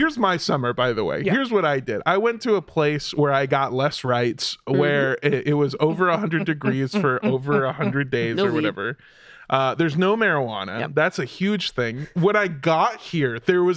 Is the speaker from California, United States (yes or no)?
yes; Indio, California, United States; now in Austin, United States; I'm technically from, like, my hometown is a little city called Indio, California